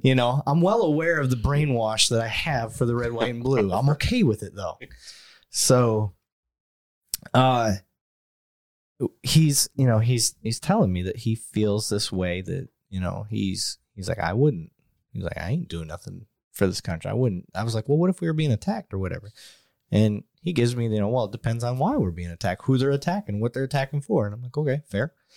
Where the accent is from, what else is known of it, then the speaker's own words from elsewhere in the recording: Flint, Michigan, United States; moved away; growing up in Flint